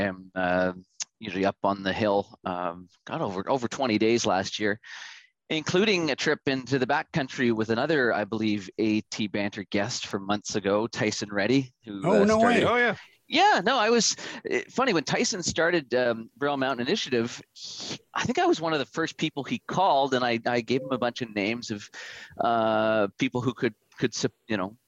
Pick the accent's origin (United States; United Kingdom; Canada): Canada; Vancouver, British Columbia; born and raised in Vancouver, where I still live currently.